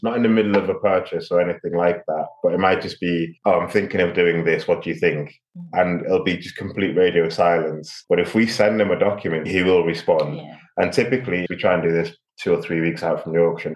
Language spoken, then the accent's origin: English; Liverpool, North West England, United Kingdom; moved away as an adult; also born or lived in London; now in Abu Dhabi, United Arab Emirates; I'm from Liverpool, so I know most of Liverpool pretty well. It's been a while since I've lived there, but I've got friends that I grew up with and uh, went to school